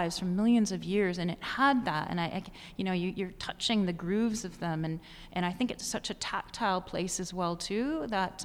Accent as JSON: {"language": "English", "town": "Ridgeway", "region": "Ontario", "country": "Canada", "tie": "born or raised there", "also_born_or_lived": "Hamilton, Ontario / Grimsby, Ontario", "said": "I grew up in small town Ontario. I was born in Hamilton, and then we left Grimsby and we moved to this place called Ridgeway."}